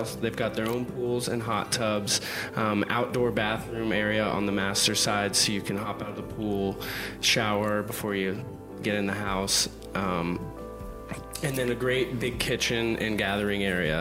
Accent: Scottsdale, Arizona, United States; moved away as an adult; also born or lived in Cabo San Lucas, Mexico; now in Mexico; I grew up in Phoenix in Scottsdale

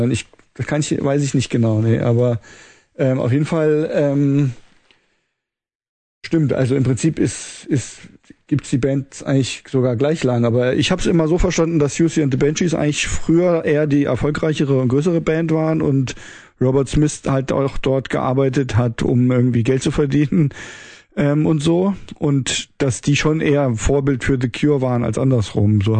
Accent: Kassel, Hesse, Germany; born or raised there

